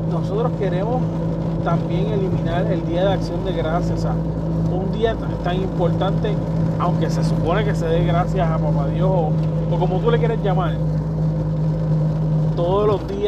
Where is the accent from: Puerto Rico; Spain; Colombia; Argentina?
Puerto Rico; nosotros somos puertorriqueños.